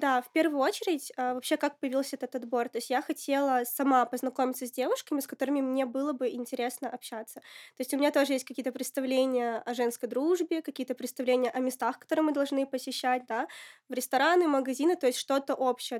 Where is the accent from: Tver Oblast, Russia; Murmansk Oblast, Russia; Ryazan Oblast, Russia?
Murmansk Oblast, Russia; Apatity; moved away as an adult; now in Moscow, Russia; Я родилась в Апатитах, это Мурманская область.